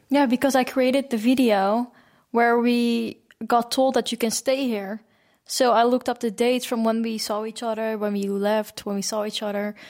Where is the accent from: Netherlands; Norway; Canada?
Netherlands; I grew up in the Netherlands.